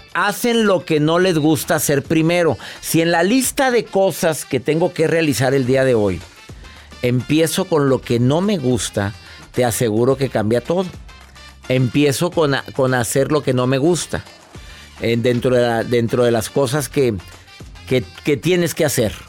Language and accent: Spanish; Monterrey, Nuevo León, Mexico; mi ciudad natal es Monterrey, Nuevo León